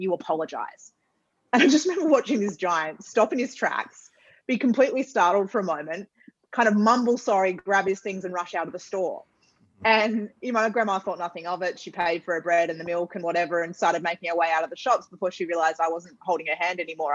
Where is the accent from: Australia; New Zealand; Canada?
Australia; Perth, Western Australia; we grew up in Perth, for those who know Perth well, it was in Scarborough.